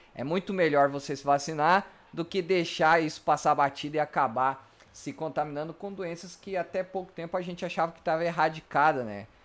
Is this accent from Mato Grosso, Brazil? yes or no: yes; Mato Grosso, Brazil; moved away; also born or lived in Rio Grande do Sul; eu sou do Mato Grosso, um local que é sempre quente